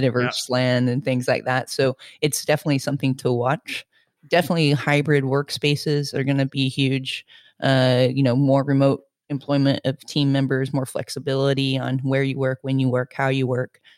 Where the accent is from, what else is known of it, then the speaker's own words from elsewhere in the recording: Florida, United States; also born or lived in Indiana, United States / Spain; now in Glasgow, United Kingdom; I'm from the Midwest. I was born in Indiana, hence my name. Um, my family moved to Florida, uh, shortly afterwards